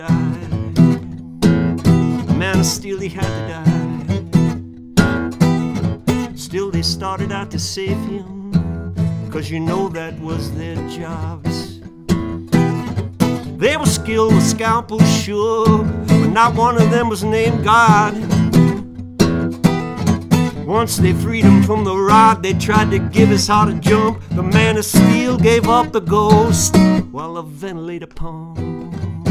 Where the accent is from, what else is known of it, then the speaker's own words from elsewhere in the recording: Indiana, United States; also born or lived in Nashville, Tennessee / Colorado; now in Muscle Shoals, United States; I went back to my hometown of Indiana after living in Colorado